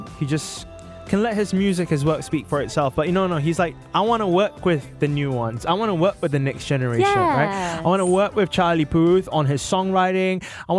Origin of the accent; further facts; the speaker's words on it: Singapore; also born or lived in Bukit Panjang; I grew up in the West, like super, super West side, like I grew up Jurong East and Jurong West, and I went to school at Jurong Primary School